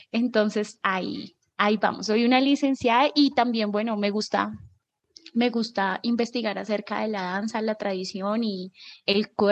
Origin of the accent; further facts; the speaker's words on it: Bogotá, Colombia; Eh, bueno … soy de Bogotá, tengo 29 años, soy ariana.